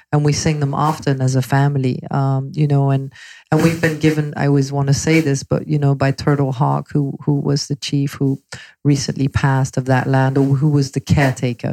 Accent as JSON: {"language": "English", "region": "London", "country": "United Kingdom", "tie": "born or raised there", "also_born_or_lived": "Belgium", "moved": "as an adult", "lives_now": "Los Angeles, United States", "said": "I moved to London at age 11"}